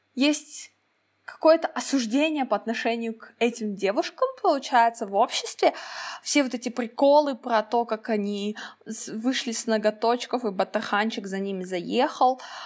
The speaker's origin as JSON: {"language": "Russian", "country": "Kazakhstan", "said": "казашка, как я должна выглядеть, как смугленькая казашка"}